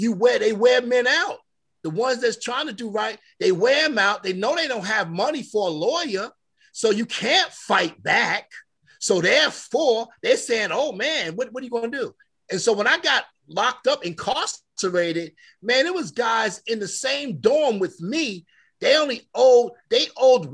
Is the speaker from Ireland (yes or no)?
no; New York, United States; moved away; I'm from New York